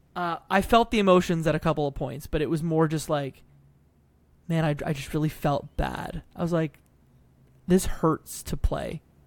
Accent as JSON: {"language": "English", "country": "Canada", "said": "Being Canadian"}